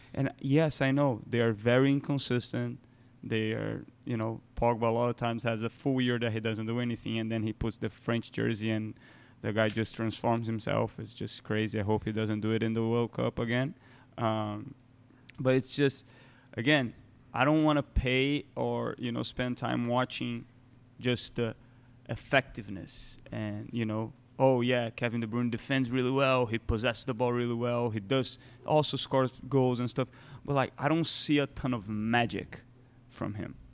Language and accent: English; Brazil; I grew up in Brazil, you know, I watched Libertadores at ten.